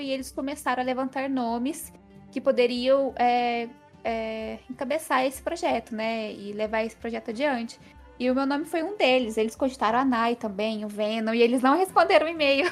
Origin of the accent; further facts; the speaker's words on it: Passos, Minas Gerais, Brazil; accent: mineiro; moved away as an adult; now in Fortaleza, Brazil; Eu sou do interior de Minas, dá para ver pelo meu sotaque